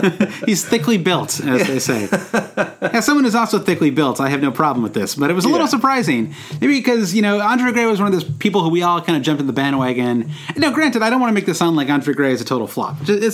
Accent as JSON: {"language": "English", "region": "Michigan", "country": "United States", "tie": "born or raised there", "said": "I grew up in Michigan, so, you know, there it's cold."}